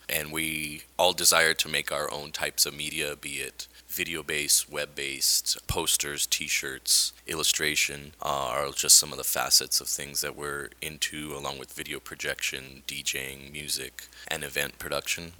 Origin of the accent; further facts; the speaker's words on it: Albuquerque, New Mexico, United States; I was born and raised in Albuquerque